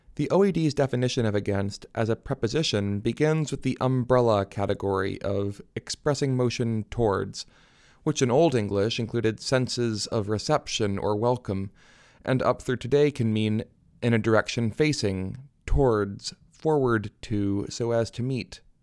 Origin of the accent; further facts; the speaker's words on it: Michigan, United States; moved away as an adult; also born or lived in New Hampshire / Seattle; now in New Haven, United States; I was born in New Hampshire to a pastor and a book editor, moved with my family to Michigan when I was ten